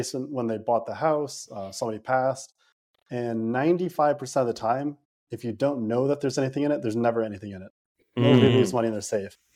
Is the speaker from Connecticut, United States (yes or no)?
yes; Connecticut, United States; also born or lived in New Jersey; I've been in Connecticut my whole life